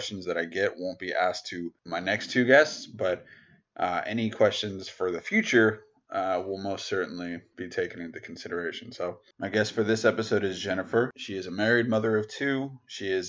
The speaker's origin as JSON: {"language": "English", "country": "United States", "said": "my home country, the US"}